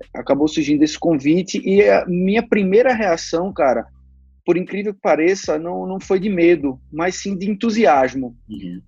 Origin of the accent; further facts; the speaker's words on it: Recife, Pernambuco, Brazil; moved away as an adult; now in São Paulo, Brazil; sou pernambucano, nasci em Recife